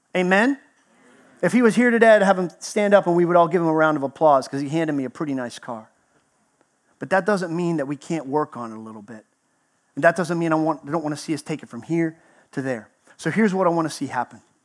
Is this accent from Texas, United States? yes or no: yes; Texas, United States; moved away; I grew up in Texas, spent 20, year 20 years there, so I almost made native status.